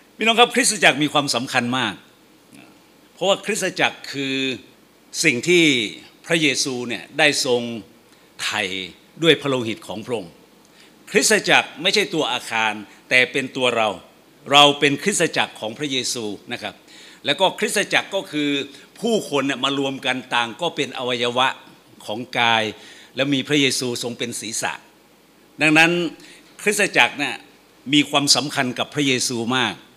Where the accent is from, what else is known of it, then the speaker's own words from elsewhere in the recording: Phetchabun, Thailand; now in Bangkok, Thailand; ผมเป็นคนเพชรบูรณ์